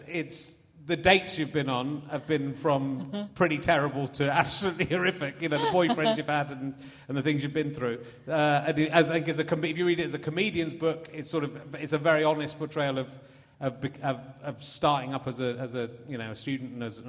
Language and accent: English; Somerset, South West England, United Kingdom; also born or lived in Yorkshire; I was born in Yorkshire and moved out of Yorkshire when I was four as well, so... I grew up in Somerset